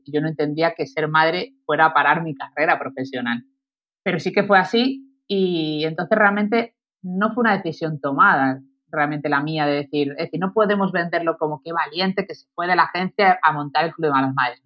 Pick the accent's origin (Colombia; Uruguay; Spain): Spain; Málaga, Andalusia; moved away as an adult; also born or lived in Madrid; la decisión última que he tomado de venirme a mi Tierra Santa, a Málaga, a vivir